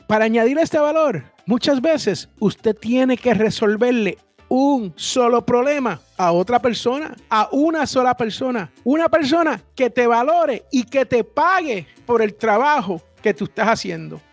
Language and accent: Spanish; San Juan, Puerto Rico; en el barrio donde yo me crié, allá en Barrio Obrero, en San Juan, Puerto Rico